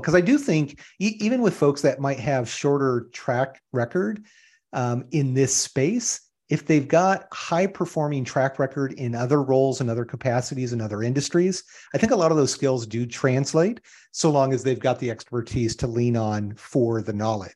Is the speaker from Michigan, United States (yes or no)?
yes; Iron River, Michigan, United States; moved away as an adult; also born or lived in Southern California; now in Phoenix, United States; I grew up in small town U S A, small little city in northern Michigan in what is called the U P, in the Upper Peninsula of Michigan, um, Iron River